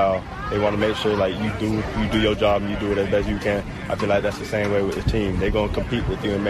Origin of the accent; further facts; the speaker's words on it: Miami, Florida, United States; I'm from Miami.